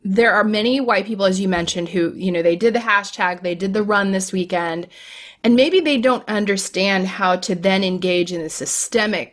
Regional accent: Florida, United States; I'm from Florida

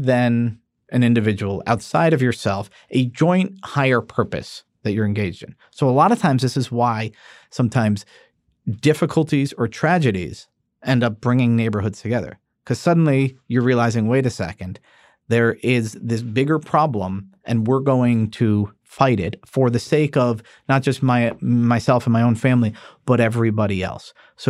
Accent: New York, United States; born there; because I was born in 1978 in New York.

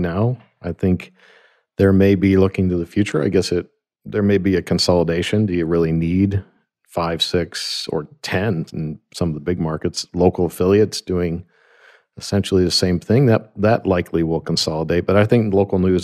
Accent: Grand Rapids, Michigan, United States; I'm from Grand Rapids, Michigan

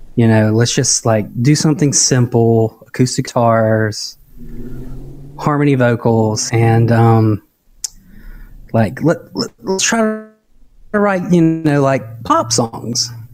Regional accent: Dothan, Alabama, United States; moved away as an adult; also born or lived in Auburn, Alabama / Orlando, Florida; now in Nashville, United States; It's a town, Dothan, Alabama, and uh, yeah, grew up there.

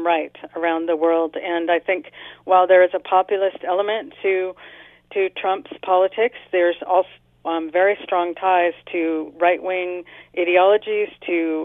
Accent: United States; moved away; I'm originally from the States

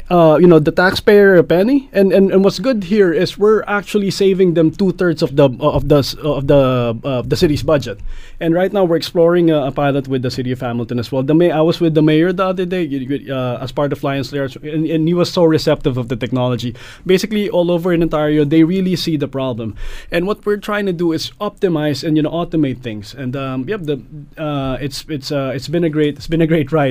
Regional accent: Philippines; moved away as an adult; now in Canada; I came from the Philippines.

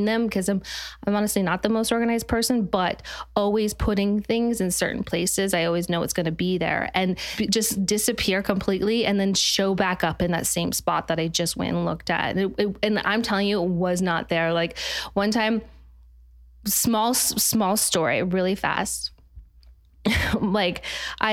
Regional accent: Utah, United States; I'm from Utah

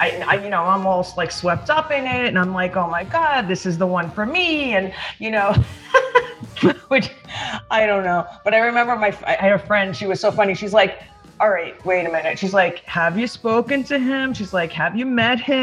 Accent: New York, United States; also born or lived in East Hampton; I'm from New York originally, but the last couple of years I've been out in East Hampton with since COVID. I've been spending more time out here at my house in East Hampton. So I'm a native New Yorker

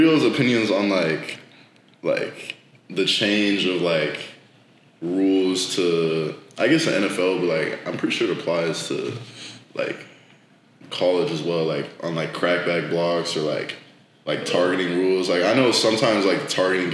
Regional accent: Bellevue, Nebraska, United States; moved away; I'm from like Bellevue, and I usually say I'm from Omaha

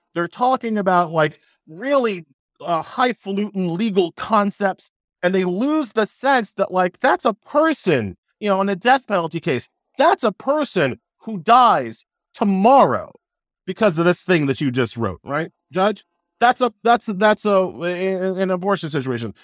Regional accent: New York City, New York, United States; also born or lived in Long Island; I was born in Flushing, right? So, so, so you could hear Shea from, uh, my apartment window um, uh, when I was growing up

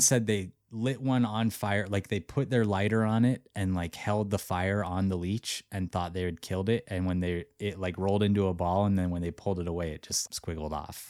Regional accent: Missoula, Montana, United States; my hometown, Missoula, Montana.

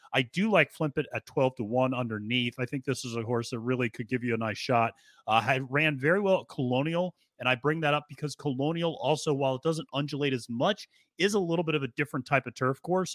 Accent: the North, United States; I was born in the North

